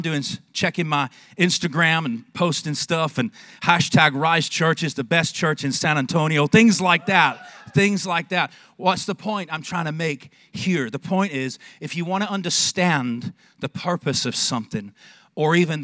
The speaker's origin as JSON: {"language": "English", "town": "Manchester", "region": "North West England", "country": "United Kingdom", "tie": "born or raised there", "also_born_or_lived": "Texas", "moved": "yes", "lives_now": "Longview, United States", "said": "I was born in Manchester, England"}